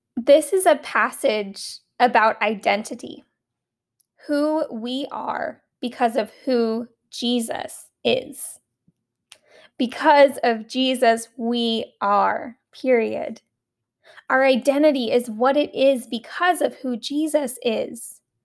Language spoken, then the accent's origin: English; Alaska, United States; the camp that I grew up at in Alaska